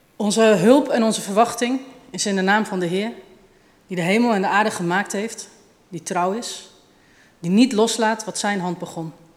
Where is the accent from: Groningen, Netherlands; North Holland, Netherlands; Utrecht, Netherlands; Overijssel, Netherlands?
Utrecht, Netherlands; Ik kom uit Utrecht